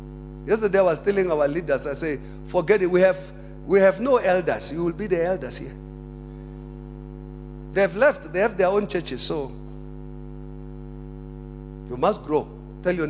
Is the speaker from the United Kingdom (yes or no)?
no; South Africa; I'm a Christian first, then I'm a South African.